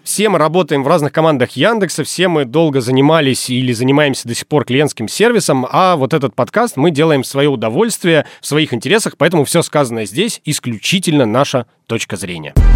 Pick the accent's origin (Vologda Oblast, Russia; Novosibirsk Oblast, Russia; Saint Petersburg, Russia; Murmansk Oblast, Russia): Murmansk Oblast, Russia; Murmansk; moved away; Когда я уже переехал из Мурманска